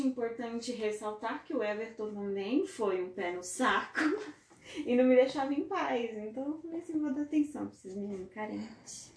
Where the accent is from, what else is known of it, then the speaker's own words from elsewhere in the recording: Brazil; a gente é brasileiro raiz aqui